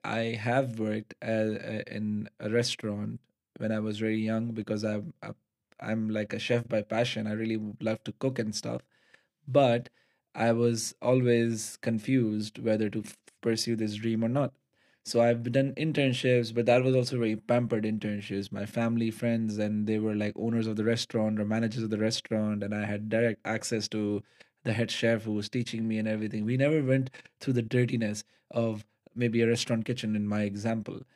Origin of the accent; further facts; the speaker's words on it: Karachi, Sindh, Pakistan; moved away as an adult; now in Netherlands; we're coming from Pakistan